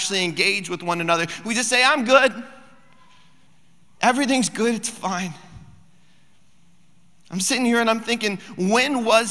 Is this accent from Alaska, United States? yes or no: yes; Cordova, Alaska, United States; we decided to head back to Cordova, which is my hometown